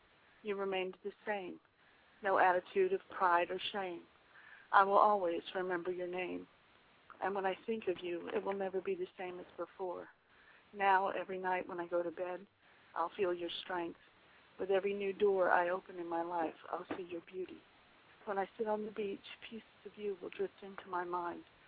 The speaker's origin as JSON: {"language": "English", "town": "Waycross", "region": "Georgia", "country": "United States", "also_born_or_lived": "Chambersburg, Pennsylvania", "said": "I'm originally from Waycross, Georgia"}